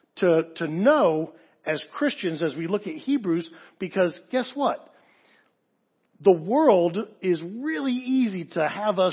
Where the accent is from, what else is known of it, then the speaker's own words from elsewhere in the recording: England, United Kingdom; moved away; also born or lived in Southern California; As a kid growing up in England, I wanted to do two things when I moved to Southern California